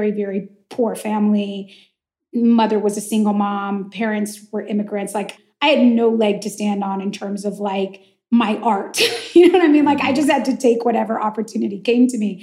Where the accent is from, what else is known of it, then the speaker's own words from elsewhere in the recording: the Valley, California, United States; I'm from the Valley. I went to like 34 yeah. bar and bat mitzvahs growing up.